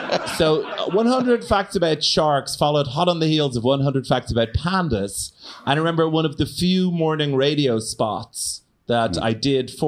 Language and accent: English; Ireland; growing up in Ireland